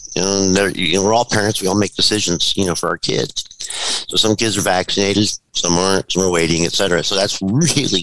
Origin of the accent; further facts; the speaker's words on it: California, United States; I'm born and raised in California